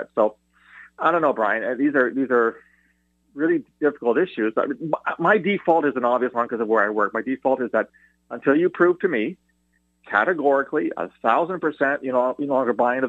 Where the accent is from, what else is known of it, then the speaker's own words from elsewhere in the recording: Canada; as a former CSIS guy, but as a Canadian